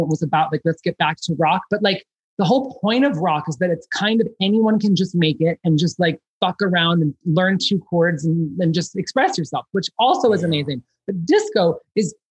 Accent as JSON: {"language": "English", "town": "Chicago", "region": "Illinois", "country": "United States", "tie": "born or raised there", "said": "I grew up in Chicago"}